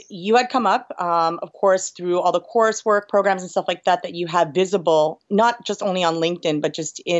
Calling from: New York, United States; New York, New York.

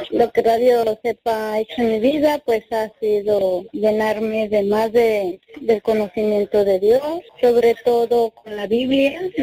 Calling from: Santa Maria, California, United States; usted lo escucho aquí en Santa María por internet, en Santa María, California.

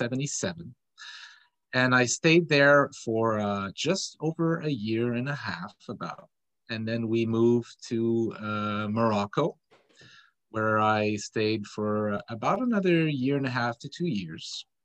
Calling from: Kingston, Ontario, Canada; I am calling in from Kingston, Ontario, Canada.

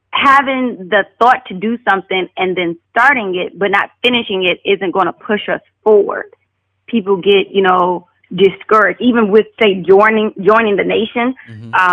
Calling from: Atlanta, Georgia, United States; This is Sister {S1} … from {S4} Atlanta, Georgia.

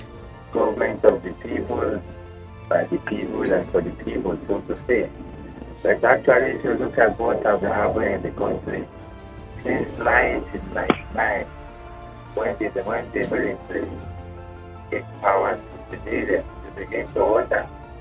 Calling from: Abuja, Federal Capital Territory, Nigeria; I'm calling from Lokogoma here in Abuja.

